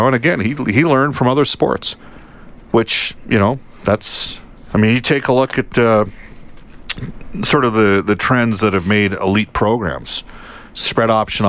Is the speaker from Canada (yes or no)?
yes; Edmonton, Alberta, Canada; We're from Edmonton. We're roughly the same age.